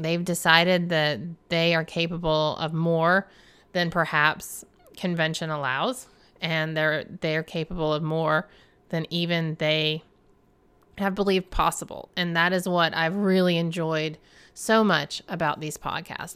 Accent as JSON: {"language": "English", "region": "the South", "country": "United States", "said": "I'm a Southerner, y'alls."}